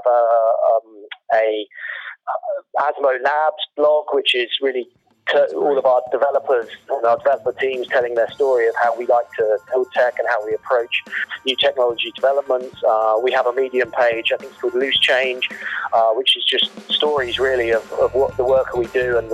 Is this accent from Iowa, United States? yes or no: no; Wilmington, Delaware, United States; now in United Kingdom; I grew up on the East Coast in Wilmington, Delaware for a number of years and then moved to the United Kingdom.